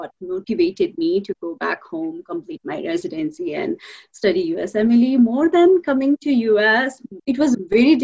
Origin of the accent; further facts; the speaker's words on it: Nepal; moved away as an adult; now in United States; I'm from Nepal originally.